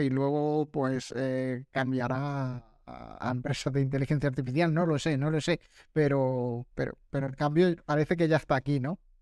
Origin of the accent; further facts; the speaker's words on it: Granada, Andalusia, Spain; now in Málaga, Spain; Yo que soy de Granada